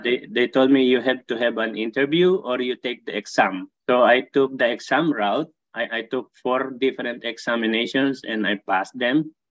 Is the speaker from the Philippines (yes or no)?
yes; Philippines; moved away as an adult; also born or lived in Saudi Arabia / Dubai; now in Barrie, Canada; I came originally from Philippines